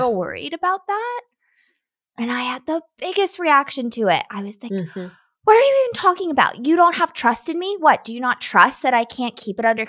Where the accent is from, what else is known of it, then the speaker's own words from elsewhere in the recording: Nashville, Tennessee, United States; I grew up in Nashville